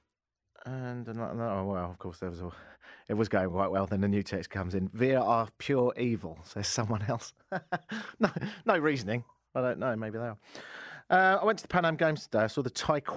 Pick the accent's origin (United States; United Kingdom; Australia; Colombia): United Kingdom; now in Canada; I'm British